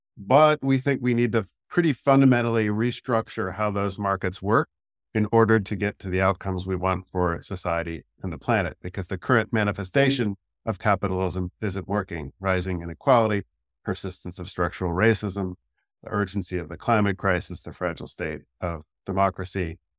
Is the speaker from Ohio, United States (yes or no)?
yes; Cincinnati, Ohio, United States; I grew up in Cincinnati, Ohio, the son of Catholic school teachers.